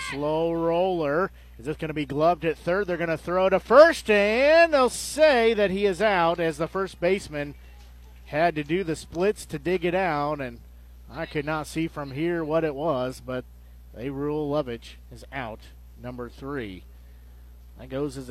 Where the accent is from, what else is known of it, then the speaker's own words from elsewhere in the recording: Nevada, Missouri, United States; growing up in Nevada